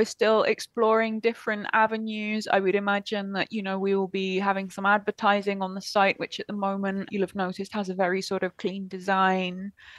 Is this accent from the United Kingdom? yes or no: yes; United Kingdom; now in Argentina; certainly as a Brit I really struggle to get my head around